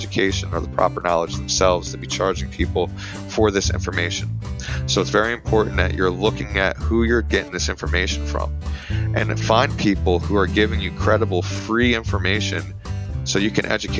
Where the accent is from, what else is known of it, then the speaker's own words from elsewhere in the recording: Philadelphia, Pennsylvania, United States; I'm originally from Philadelphia, Pennsylvania.